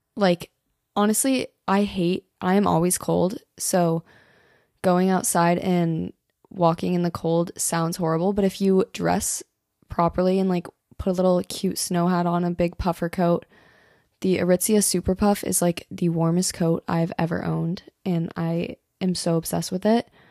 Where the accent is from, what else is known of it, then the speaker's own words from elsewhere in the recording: Colorado, United States; moved away; I'm from Colorado